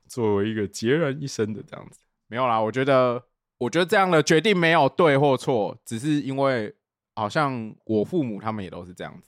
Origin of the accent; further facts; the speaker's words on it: Tainan, Taiwan; 因为我本来是台南人